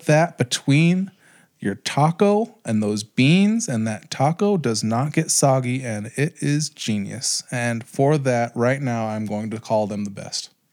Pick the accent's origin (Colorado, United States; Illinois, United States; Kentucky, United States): Colorado, United States; Pueblo; growing up in Pueblo